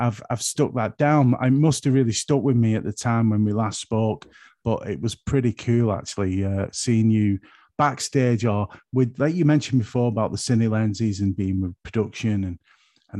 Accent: St Helens, North West England, United Kingdom; I'm from St. Helens

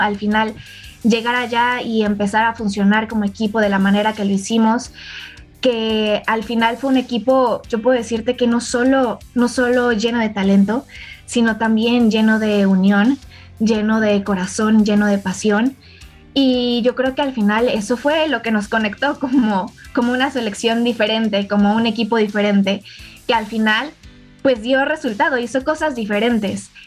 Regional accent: Mexico

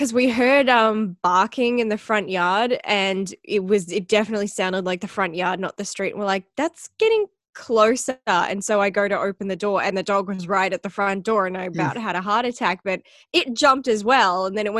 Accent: Australia

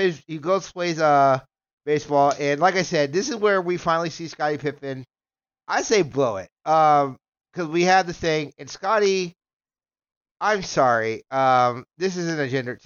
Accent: Alabama, United States; I'm from Alabama

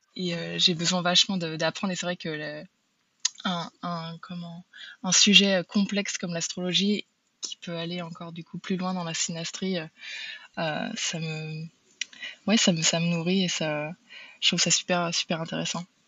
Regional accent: Brittany, France; now in United States; je suis, d'origine bretonne mais j'habite aux États-Unis

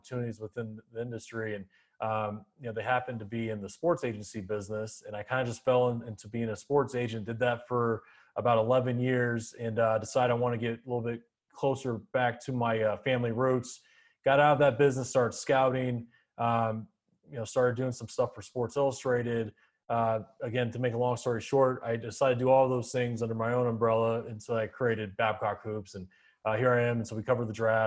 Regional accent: Arizona, United States; I grew up in Arizona

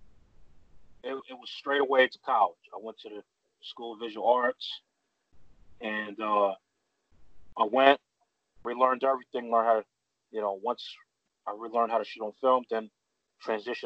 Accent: New York City, New York, United States; growing up in Bed-Stuy, you know, it's predominantly black neighborhood.

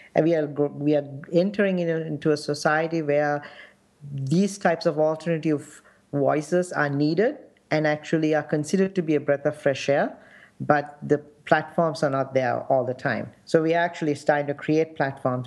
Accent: Sri Lanka; now in United States; my experience growing up in Sri Lanka and the conflict

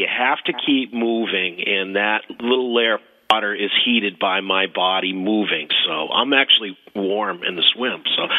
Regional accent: United States; moved away as an adult; I grew up on the Connecticut River as a kid, and I moved to this area in 1980

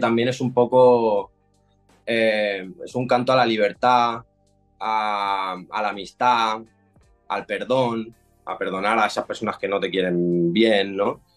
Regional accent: Barcelona, Catalonia, Spain; Yo soy de Cataluña, de Barcelona.

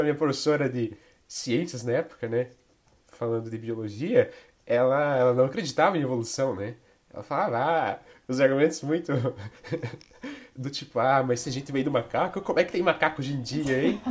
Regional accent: interior of Santa Catarina, Brazil; moved away; eu vim de uma cidade de interior de Santa Catarina, né? É, cidade pequena e tudo mais.

